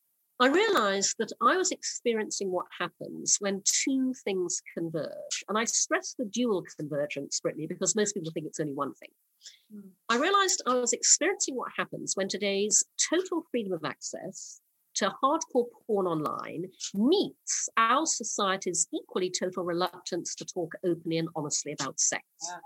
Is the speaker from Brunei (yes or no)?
yes; Brunei; now in United Kingdom; I was born in the UK, but when I was six, my family moved to Brunei in Borneo. So I grew up in Asia.